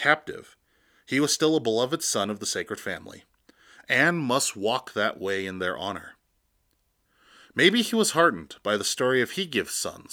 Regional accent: Sicangu Lakota, United States; I am from the Sechangu Lakota

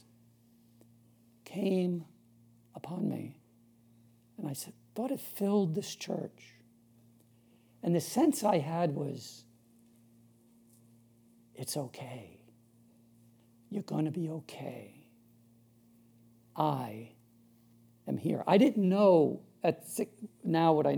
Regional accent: Long Island, New York, United States; so I'm from Long Island, New York, originally. Born up in the 60s, pretty rough time. Brought up Catholic

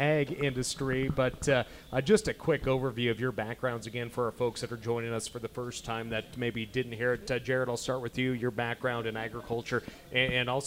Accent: Lewistown, Montana, United States; in beautiful Lewistown, Montana, actually my hometown.

